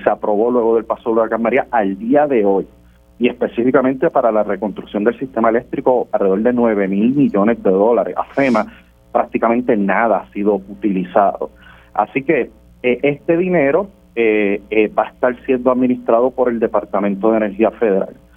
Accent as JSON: {"language": "Spanish", "country": "Puerto Rico"}